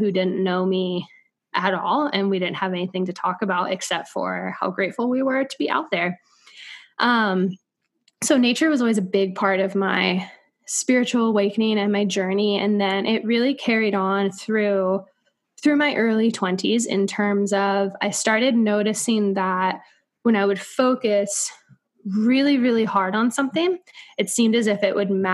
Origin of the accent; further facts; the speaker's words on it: coast of North Carolina, United States; moved away as an adult; also born or lived in St. Augustine, Florida / New York City; I grew up on the coast of North Carolina